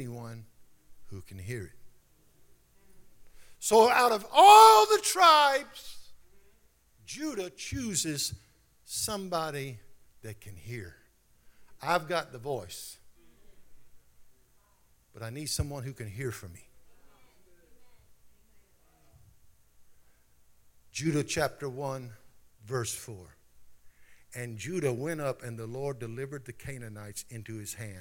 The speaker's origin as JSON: {"language": "English", "town": "Baton Rouge", "region": "Louisiana", "country": "United States", "accent": "Louisiana", "moved": "yes", "lives_now": "San Antonio, United States", "said": "I'm from Baton Rouge, Louisiana.\""}